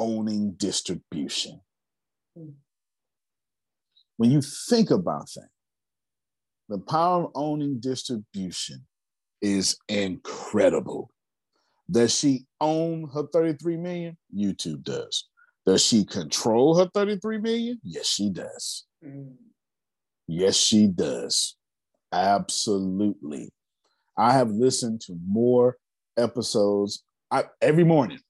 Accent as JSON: {"language": "English", "country": "United States", "said": "I'm American"}